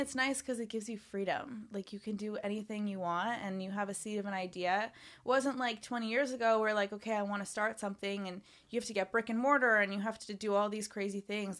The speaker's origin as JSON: {"language": "English", "country": "Canada", "tie": "born or raised there", "moved": "as an adult", "lives_now": "Los Angeles, United States", "said": "I grew up in Canada"}